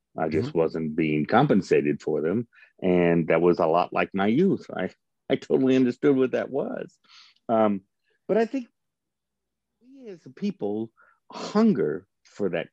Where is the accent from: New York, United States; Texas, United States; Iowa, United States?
Iowa, United States; Northern; moved away as an adult; now in Topeka, United States; I grew up in Northern Iowa.